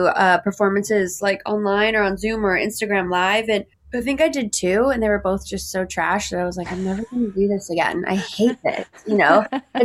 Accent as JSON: {"language": "English", "town": "Santa Monica", "region": "California", "country": "United States", "tie": "born or raised there", "moved": "as an adult", "lives_now": "New York, United States", "said": "I'm from Los Angeles. I'm from Santa Monica specifically, like went to high school there and have pretty much lived there ever since."}